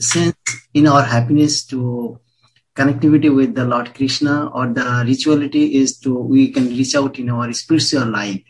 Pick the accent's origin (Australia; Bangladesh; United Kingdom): Bangladesh; accent: Bengali; moved away; I'm from originally born in Bangladesh.